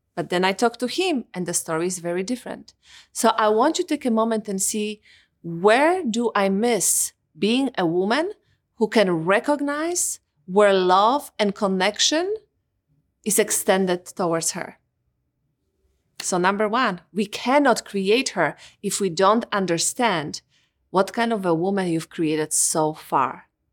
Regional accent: Poland; moved away; Growing up in Poland

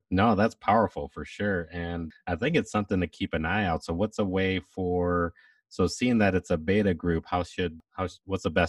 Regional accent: Atlanta, Georgia, United States; Yeah, I'm from Atlanta, Georgia, born and raised.

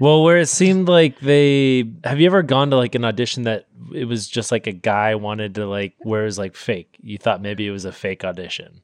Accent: Sacramento, California, United States; where I'm from Sacramento, there's, like, this big river

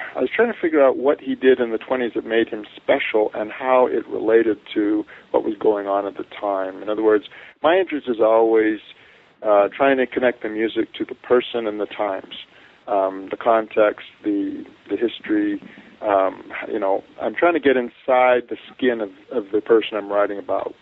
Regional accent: Santa Barbara, California, United States; moved away as an adult; also born or lived in Canada; now in Provo, United States; I grew up in Santa Barbara

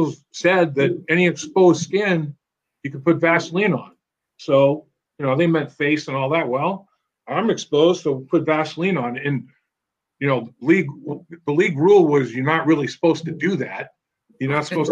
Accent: Boston, Massachusetts, United States; moved away; also born or lived in Syracuse; I'm from the Boston area, New England originally

